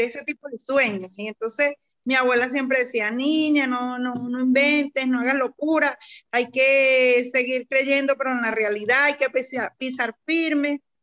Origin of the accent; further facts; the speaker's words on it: Venezuela; moved away as an adult; now in Colombia; yo soy venezolana, mm, de nacionalidad venezolana, y, pero actualmente me encuentro acá en Colombia residenciada en estos momentos